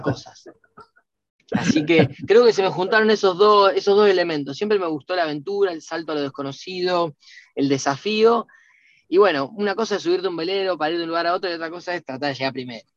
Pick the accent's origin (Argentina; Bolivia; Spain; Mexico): Argentina; Rosario, Santa Fe; yo soy de Rosario